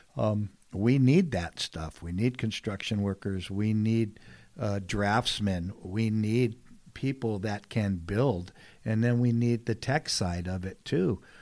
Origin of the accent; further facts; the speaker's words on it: San Diego, California, United States; born and raised here in San Diego